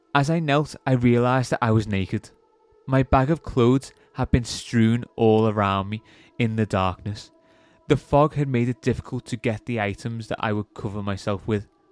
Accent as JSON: {"language": "English", "region": "England", "country": "United Kingdom", "said": "being English"}